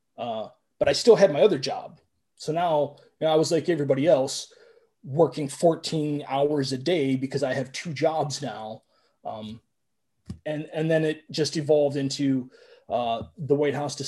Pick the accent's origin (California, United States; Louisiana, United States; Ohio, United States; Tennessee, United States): Ohio, United States; Cleveland; I'm from Cleveland